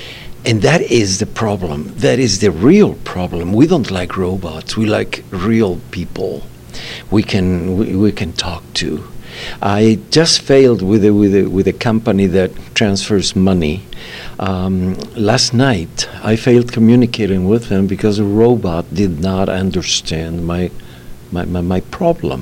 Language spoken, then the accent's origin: English; Bolivia; moved away as an adult; I launched the cellular system back in 1990s in my home country in Bolivia